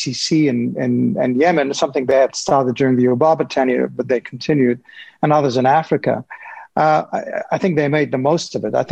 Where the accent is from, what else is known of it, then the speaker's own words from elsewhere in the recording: Afghanistan; my home country of Afghanistan